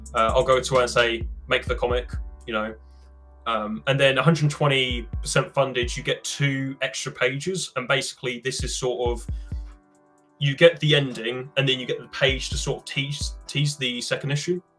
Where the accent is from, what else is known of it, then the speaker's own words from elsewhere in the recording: United Kingdom; I'm British